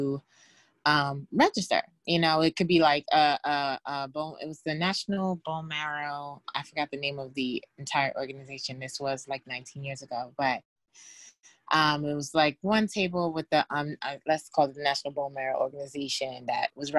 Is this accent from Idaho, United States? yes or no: no; New York, United States; I am from New York, Bronx, New York